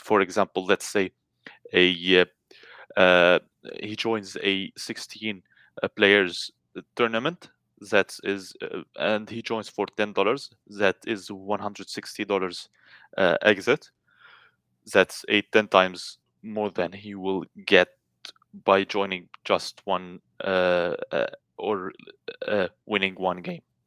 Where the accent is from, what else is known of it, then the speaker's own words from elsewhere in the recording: Lebanon; I'm from Lebanon